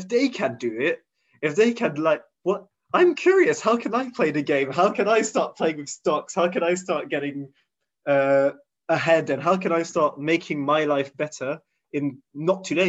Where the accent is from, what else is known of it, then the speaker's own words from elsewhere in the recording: Switzerland; moved away as an adult; now in London, United Kingdom; being born and raised in Switzerland